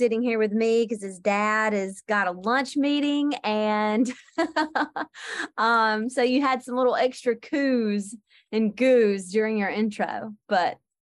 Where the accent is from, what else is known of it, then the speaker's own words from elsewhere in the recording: Georgia, United States; accent: Southern; Southwest Georgia.